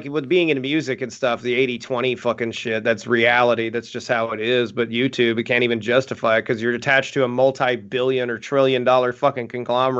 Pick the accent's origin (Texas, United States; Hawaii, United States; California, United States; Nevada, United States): Nevada, United States; Las Vegas; also born or lived in Pahrump, Nevada; My hometown is Las Vegas